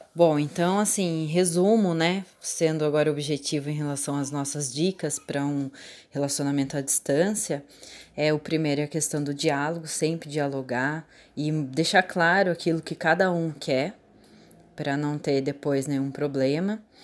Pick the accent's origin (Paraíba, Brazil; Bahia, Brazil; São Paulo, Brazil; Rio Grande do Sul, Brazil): São Paulo, Brazil; Itatiba; eu sou de Itatiba